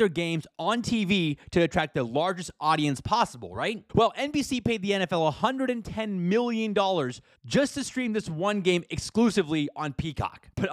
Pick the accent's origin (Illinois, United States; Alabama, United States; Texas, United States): Texas, United States; Houston; my hometown Houston